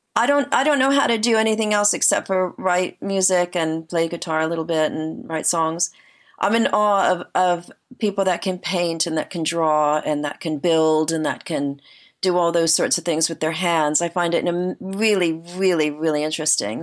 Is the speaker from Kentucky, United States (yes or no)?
no; New Jersey, United States; moved away as an adult; also born or lived in New York City; now in United Kingdom; I originally am from New Jersey. I'm from um, the same area that John Bon Jovi's from, and Bruce Springsteen, like sort of Central Jersey, like by the shore